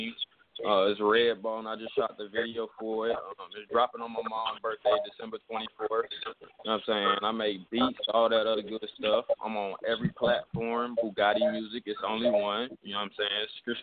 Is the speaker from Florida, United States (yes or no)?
no; Atlanta, Georgia, United States; now in Temple, United States; I'm calling from Temple, but I'm from south side of Atlanta, you know what I'm saying? Riverdale and everything south